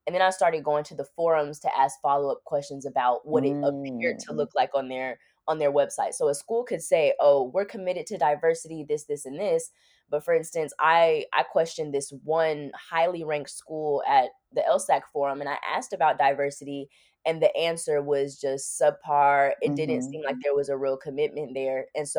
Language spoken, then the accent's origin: English; Miami, Florida, United States; I'm also like from Miami, so I have family in rural areas, but I'm more comfortable around like city life.